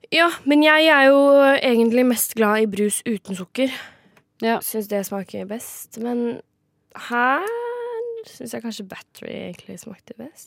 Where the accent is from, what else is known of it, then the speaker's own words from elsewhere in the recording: Kragerø, Telemark, Norway; min hjemby Kragerø